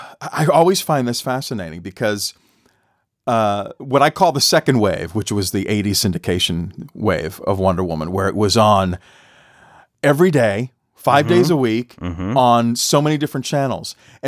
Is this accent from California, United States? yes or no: no; Boston, Massachusetts, United States; I grew up in Boston.